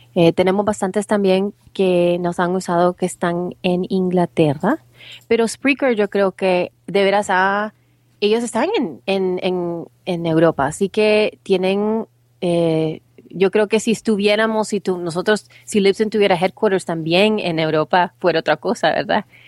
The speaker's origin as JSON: {"language": "Spanish", "country": "El Salvador", "moved": "yes", "lives_now": "United States"}